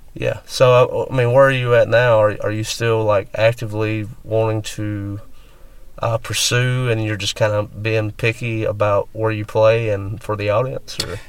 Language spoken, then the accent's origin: English; West Alabama, United States; moved away as an adult; now in Mississippi, United States; I grew up in West Alabama, and now I've spent a majority of my late twenties and all my thirties in Mississippi